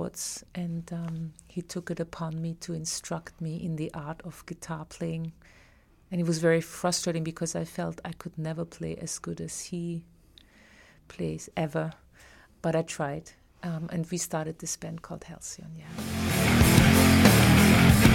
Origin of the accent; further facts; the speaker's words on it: Graz, Styria, Austria; moved away as an adult; now in New York, United States; my hometown in Austria, in Graz